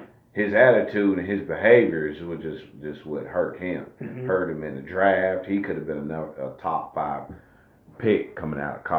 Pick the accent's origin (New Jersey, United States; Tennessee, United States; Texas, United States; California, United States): Tennessee, United States; Memphis; I'm from Memphis.